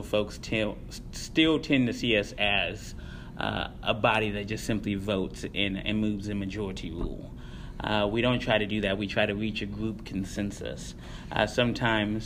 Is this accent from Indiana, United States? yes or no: yes; Columbus, Indiana, United States; also born or lived in Seymour, Indiana; now in Bloomington, United States; I am from Indiana. I was born in Columbus, Indiana. I started high school there, graduated from Seymour, Indiana.